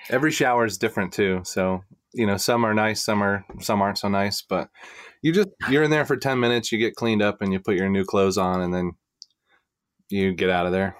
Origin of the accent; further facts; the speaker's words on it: Florida, United States; I grew up in Florida